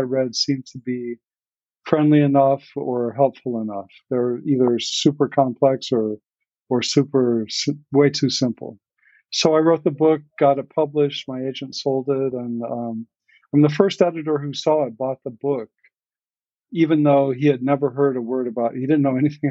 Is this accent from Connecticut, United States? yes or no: no; Kansas, United States; moved away as an adult; also born or lived in Colorado; now in New York, United States; I was born in Colorado and grew up in Kansas